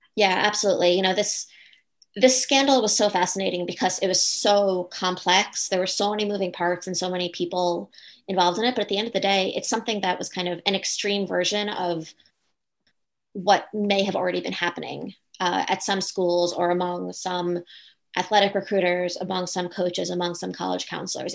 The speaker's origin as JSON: {"language": "English", "area": "Long Island", "region": "New York", "country": "United States", "tie": "born or raised there", "said": "I grew up on Long Island uh, going to a private school"}